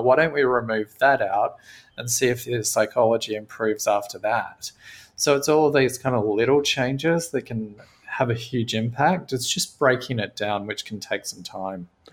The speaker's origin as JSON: {"language": "English", "country": "Australia", "tie": "born or raised there", "said": "I grew up in Australia on a cattle farm"}